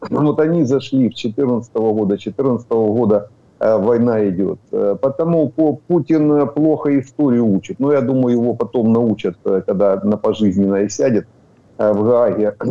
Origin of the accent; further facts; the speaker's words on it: Donetsk Oblast, Ukraine; я донецкий, я, Дон, я, я с Донбасса.